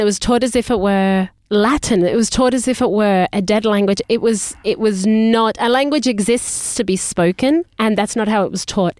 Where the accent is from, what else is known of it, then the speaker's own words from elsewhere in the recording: Australia; moved away; we were in Australia, so we grew up speaking in English